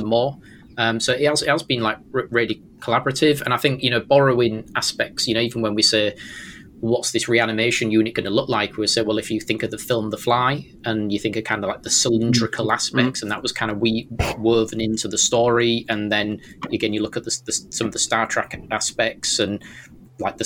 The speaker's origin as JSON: {"language": "English", "town": "Hull", "region": "Yorkshire and the Humber", "country": "United Kingdom", "accent": "strange British accent", "said": "I'm from Hull, and then well, that's the back and beyond."}